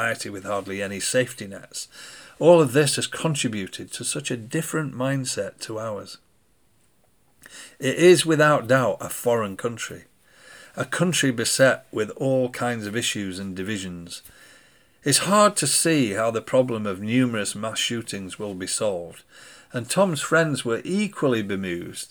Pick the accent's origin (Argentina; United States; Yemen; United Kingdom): United Kingdom; we were from the UK